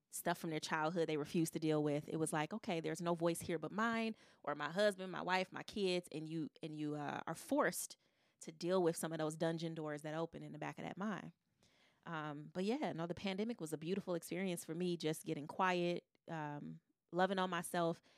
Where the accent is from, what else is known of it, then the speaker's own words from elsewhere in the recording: Detroit, Michigan, United States; I'm a girl from Detroit, a black girl from Detroit